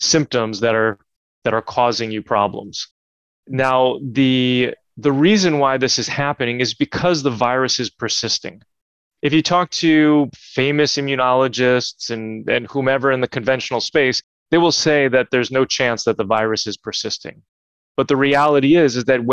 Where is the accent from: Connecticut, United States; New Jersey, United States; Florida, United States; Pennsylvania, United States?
New Jersey, United States; growing up in New Jersey